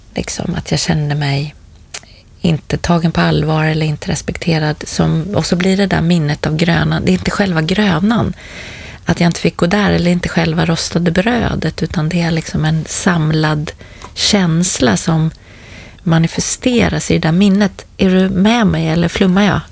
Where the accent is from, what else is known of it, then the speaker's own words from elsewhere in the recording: Stockholm, Stockholm County, Sweden; jag var tillbaka där jag är uppvuxen i en, en förort till Stockholm